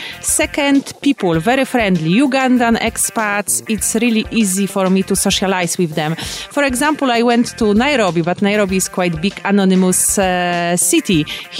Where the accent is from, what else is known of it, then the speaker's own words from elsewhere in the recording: South Sudan; However, I came from South Sudan.